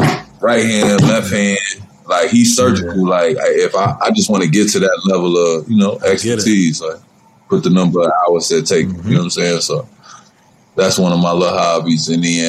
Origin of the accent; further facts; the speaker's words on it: Chicago, Illinois, United States; I'm from Chicago